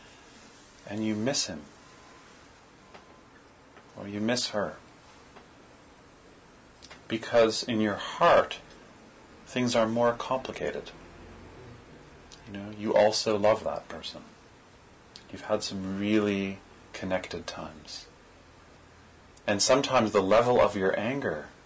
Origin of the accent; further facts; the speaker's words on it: Toronto, Ontario, Canada; I'm from Parkdale